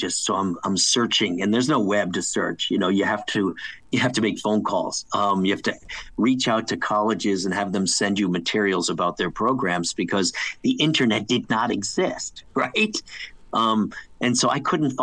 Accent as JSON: {"language": "English", "country": "United States", "tie": "born or raised there", "also_born_or_lived": "Connecticut, United States / New York, United States", "said": "as a young kid growing up outside of New York City and Connecticut"}